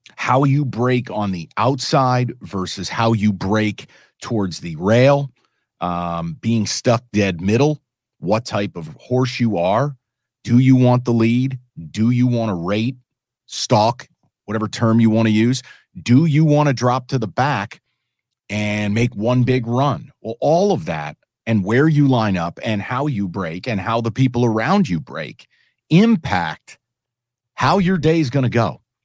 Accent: New York City, New York, United States; now in Detroit, United States; I'm a New Yorker

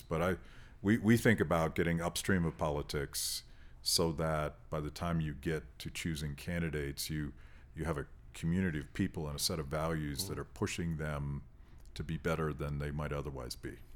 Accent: United States; as an American

